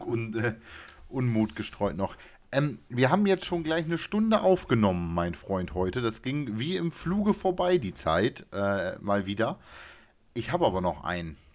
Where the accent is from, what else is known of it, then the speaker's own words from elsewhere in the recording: municipality neighbouring Ostrhauderfehn, Lower Saxony, Germany; in Ostrauder-Feen, in der Nachbarkommune meines Heimatortes